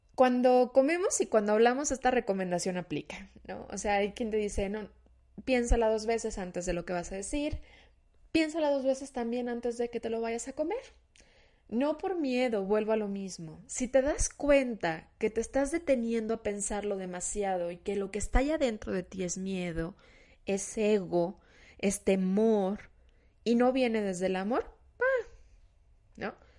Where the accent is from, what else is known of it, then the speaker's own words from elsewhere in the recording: Mexico; se nos olvida como cultura mexicana